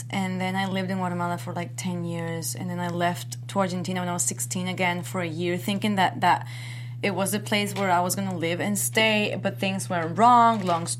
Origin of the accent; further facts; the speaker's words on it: Miami, Florida, United States; moved away as an adult; now in Los Angeles, United States; Miami's my hometown. I miss it so much.